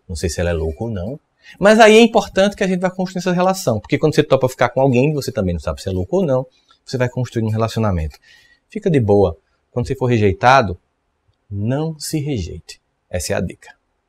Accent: Northeast Region, Brazil; eu sou nordestino e aqui no Nordeste

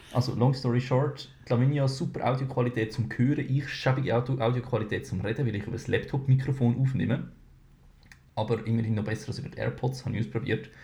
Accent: Switzerland; bei uns in der Schweiz

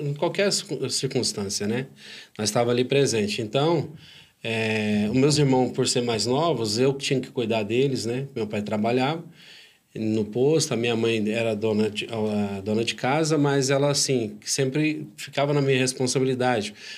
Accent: Uberaba, Minas Gerais, Brazil; also born or lived in Turama (ASR), Minas Gerais; Eu sou de Turama, Minas Gerais, sou mineiro

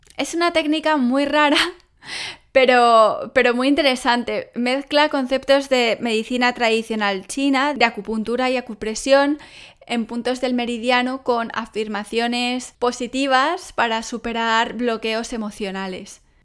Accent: Spain; que si soy española y los españoles eh, somos apasionados

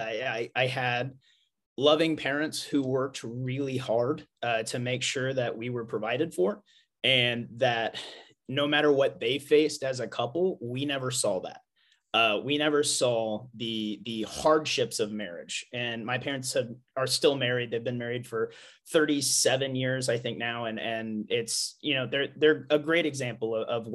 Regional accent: Missouri, United States; I am from the Midwest, born and raised in Missouri

